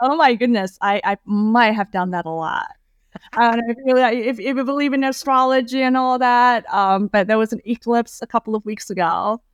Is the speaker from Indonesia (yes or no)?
yes; Indonesia; moved away as an adult; also born or lived in Wisconsin, United States; now in United States; when I was growing up in Indonesia, I never felt like I fit in.